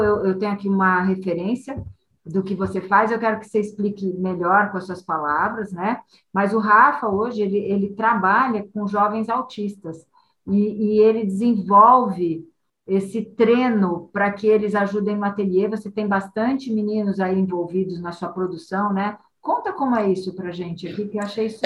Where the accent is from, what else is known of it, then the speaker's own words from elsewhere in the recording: Santos, São Paulo, Brazil; moved away; passei minha, minha juventude em Santos